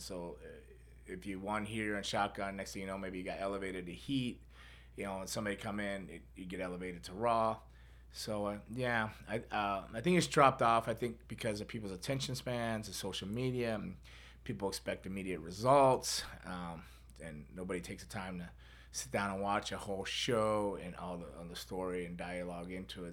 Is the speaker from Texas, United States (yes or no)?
no; Florida, United States; Born and raised in Florida